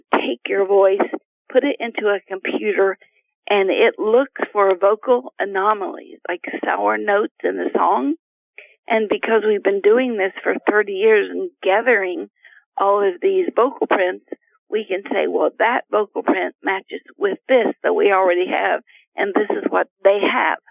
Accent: Appalachia, United States; I was raised in Appalachia with no electricity

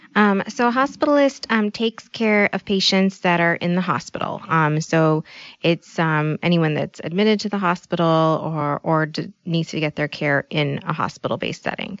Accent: Bay Area, close to San Francisco, California, United States; moved away as an adult; now in Midwest, United States; I grew up in California

